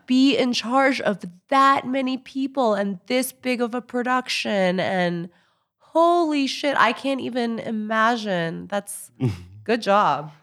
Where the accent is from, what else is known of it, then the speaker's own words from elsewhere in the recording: New York City, New York, United States; I'm from New York City